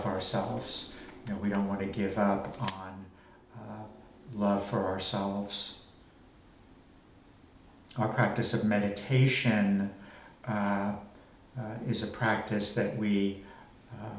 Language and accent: English; Long Island, New York, United States; I grew up on Long Island